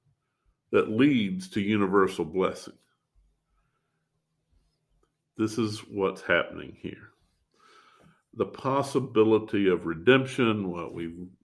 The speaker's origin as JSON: {"language": "English", "region": "the American South", "country": "United States", "said": "as a Southerner"}